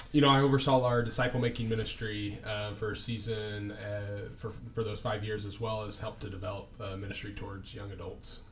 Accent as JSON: {"language": "English", "town": "Indianapolis", "region": "Indiana", "country": "United States", "tie": "born or raised there", "also_born_or_lived": "Knoxville, Tennessee", "said": "I grew up in Indianapolis, Indiana, uh, west side"}